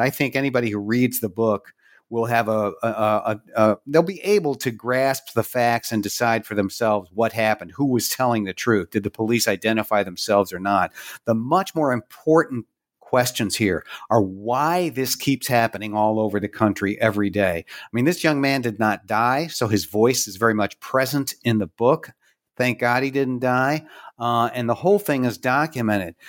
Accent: Pittsburgh, Pennsylvania, United States; here in Pittsburgh, my hometown

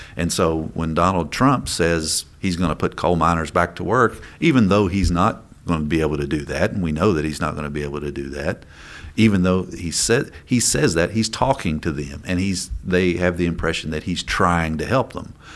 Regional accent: Coal Country, Kentucky, United States; I come from Cold Country, You know, we're, we're coal miners.

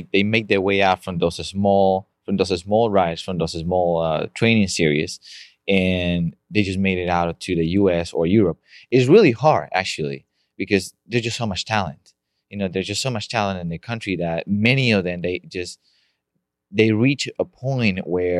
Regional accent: Colombia; now in Wheaton, United States; I'm Colombian.

